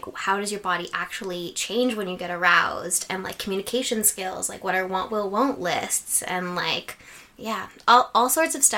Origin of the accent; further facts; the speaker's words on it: Guelph, Ontario, Canada; I'm from Guelph